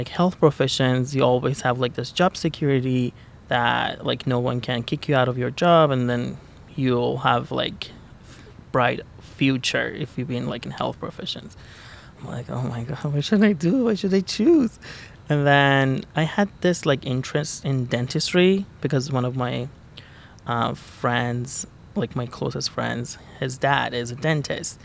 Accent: Tehran, Tehran Province, Iran; moved away as an adult; also born or lived in Chicago, United States; now in Eugene, United States; I was born and raised in Tehran, Iran. I lived there for 20 years.

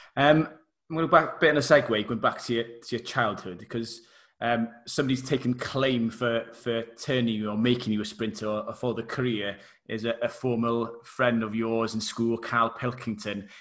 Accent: Wales, United Kingdom; obviously being Welsh as well

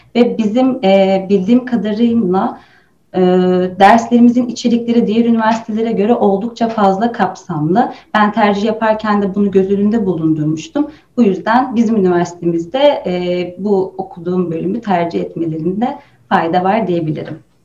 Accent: Rize Province, Turkey; Aslen Rizeliyim.

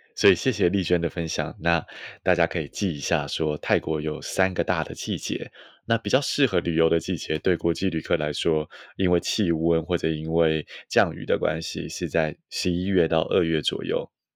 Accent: Taiwan; 作为台湾人，我们这种以，呃，中文、国语或者是甚至台语为母系来说

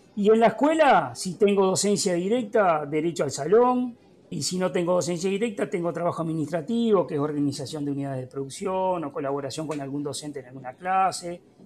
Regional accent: Villa Cardal, Florida, Uruguay; soy oriundo de Villa Carval, capital de la producción lechera.

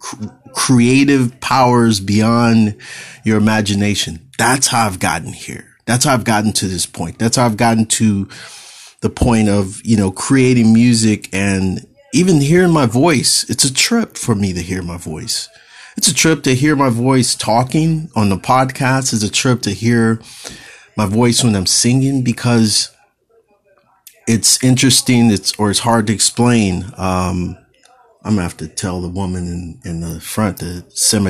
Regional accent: California, United States; I'm Californian born, I'm a native Californian

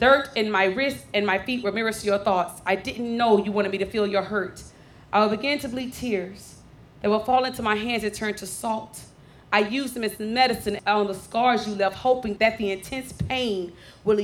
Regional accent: Dallas, Texas, United States; I am born and raised in Oak Cliff

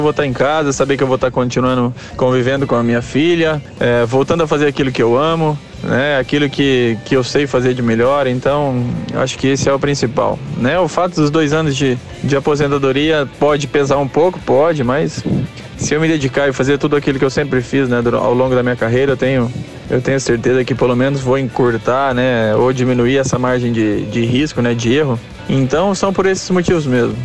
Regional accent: Uberlândia, Minas Gerais, Brazil; daqui de Uberlândia, né, ser da minha cidade natal

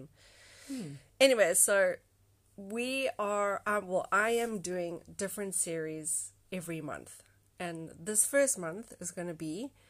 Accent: South Africa; now in Mauritius; I am South African. I am 31 and I live in Mauritius.

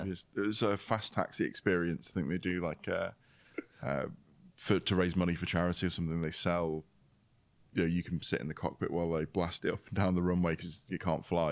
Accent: United Kingdom; being British

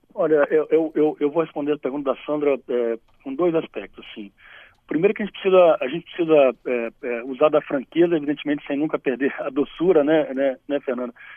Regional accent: Espírito Santo, Brazil; Eu sou capixaba, né? Eu tenho muito orgulho é, de ser capixaba

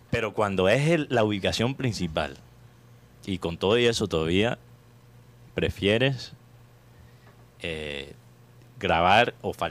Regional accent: Barranquilla, Atlántico, Colombia; Pero vale, yo soy de Barranquilla.

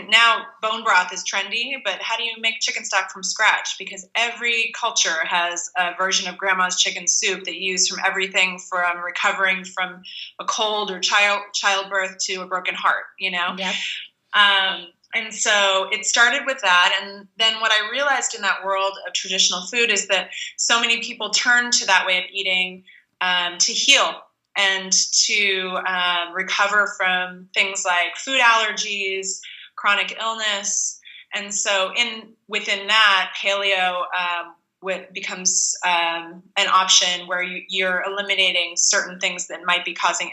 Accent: Pennsylvania, United States; I grew up in Pennsylvania eating junk food in the 80s.

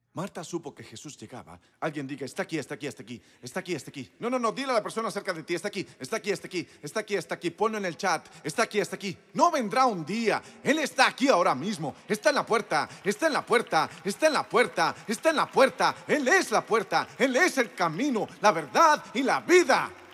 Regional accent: Moncks Corner, South Carolina, United States; moved away; Crecí en Monks Corner, Carolina

